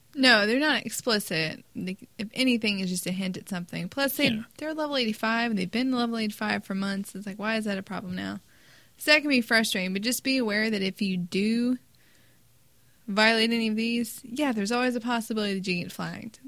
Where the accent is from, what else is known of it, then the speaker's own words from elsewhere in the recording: United States; we're American.